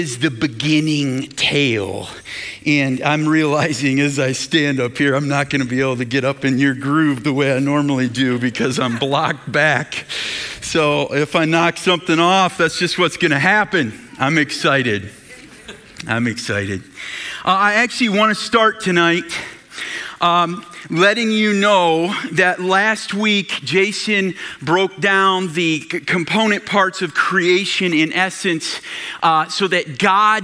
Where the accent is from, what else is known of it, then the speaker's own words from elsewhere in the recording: Michigan, United States; we're from Michigan.